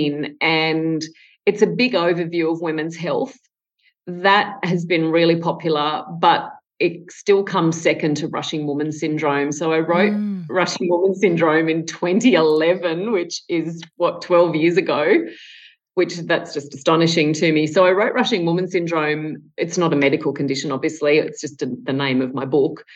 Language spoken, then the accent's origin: English; Tamworth, New South Wales, Australia; born or raised there